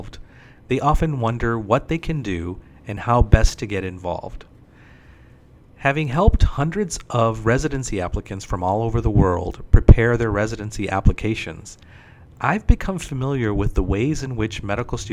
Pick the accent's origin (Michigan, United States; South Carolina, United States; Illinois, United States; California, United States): Michigan, United States; Detroit; moved away as an adult; now in Houston, United States; Growing up in Detroit, Michigan, I still remember as a child watching the news